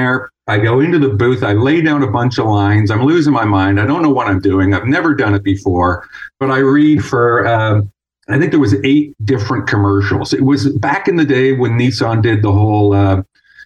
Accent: Toronto, Ontario, Canada; moved away as an adult; now in California, United States; I was born and raised in Toronto, Canada, and went to school there

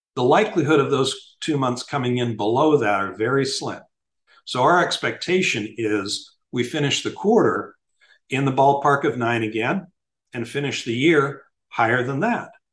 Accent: Miami, Florida, United States; In Miami, my hometown

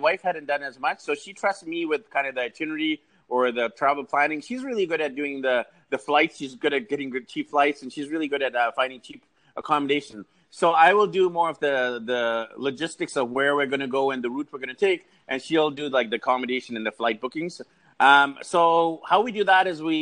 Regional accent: Vancouver, British Columbia, Canada; I'm actually from Vancouver, BC, Canada

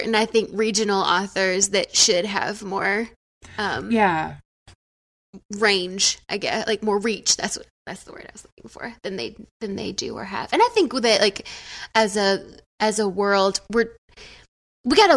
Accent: the South, United States; I'm from the South

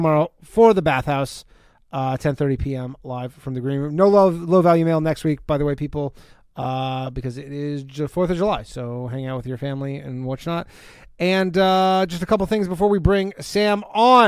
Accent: Burlington, Ontario, Canada; moved away; I will be in my hometown

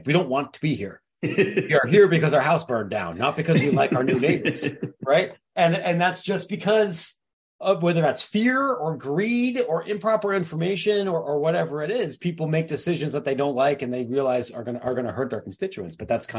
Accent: Midwest, United States; And as a Midwesterner, what I can tell you here is that means you're relying on Chicago O'Hare

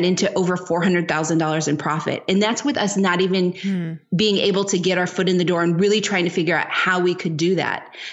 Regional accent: Bay Area, California, United States; moved away as an adult; also born or lived in Japan / Spain; now in Lisbon, Portugal; we're from the Bay Area.

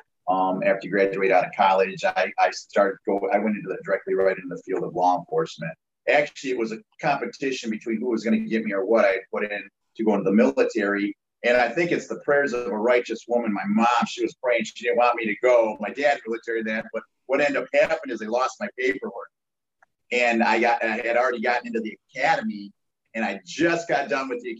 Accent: Saginaw, Michigan, United States; I was born and raised in Saginaw, Michigan.

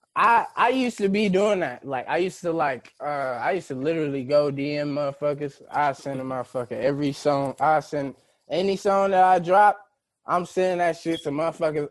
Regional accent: St. Louis, Missouri, United States; we're from St. Louis

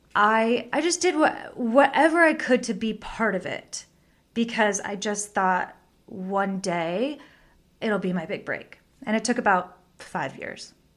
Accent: Bakersfield, California, United States; now in Los Angeles, United States; I grew up in Bakersfield, California

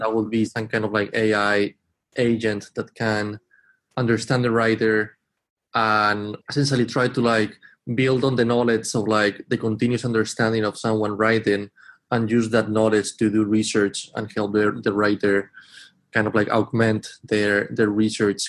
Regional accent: Spain; moved away as an adult; now in Boston, United States; I'm from Spain, but I've been in Boston for about 10 years now. And I first came here to study

